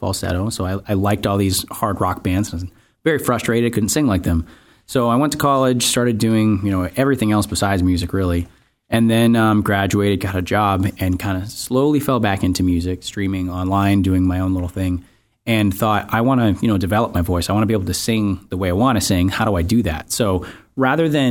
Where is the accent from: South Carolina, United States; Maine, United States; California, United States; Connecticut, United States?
Maine, United States; moved away; also born or lived in New England; I'm originally from Maine, but I've been around the New England area for a little while now.